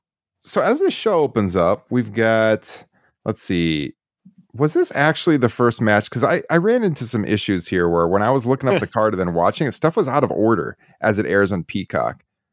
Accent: Minnesota, United States; And I mean, as a Minnesotan, not to get too much into history

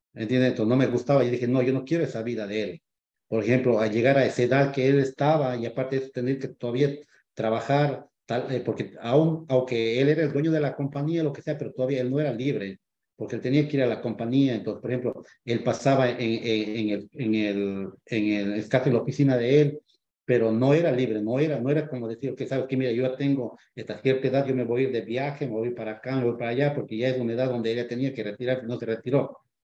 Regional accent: Ecuador; moved away as an adult; now in United States; yo soy de Ecuador. llevo aquí en este país ya 15 años.

